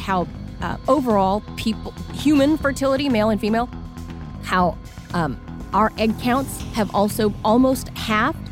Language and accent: English; Whittier, California, United States; my hometown, Whittier, California.